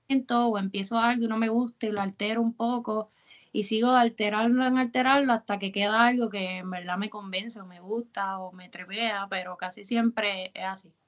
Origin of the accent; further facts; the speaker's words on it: Carolina, Puerto Rico; also born or lived in San Juan; yo toda la vida he sido de Carolina